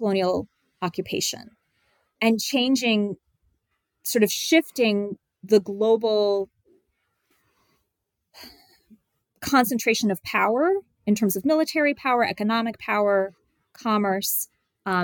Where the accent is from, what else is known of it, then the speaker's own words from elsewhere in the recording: United States; somebody who grew up in the 1980s, right, in the United States